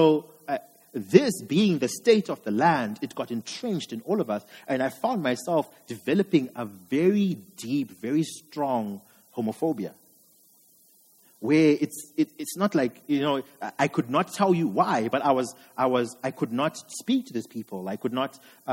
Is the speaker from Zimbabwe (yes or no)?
yes; Zimbabwe; I'm from Zim. And growing up in Zim